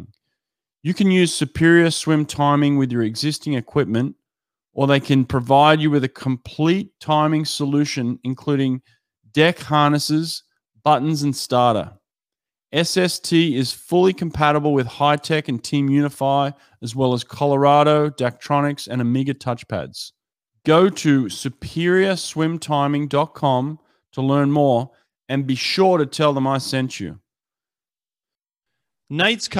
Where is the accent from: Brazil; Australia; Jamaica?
Australia; as an Aussie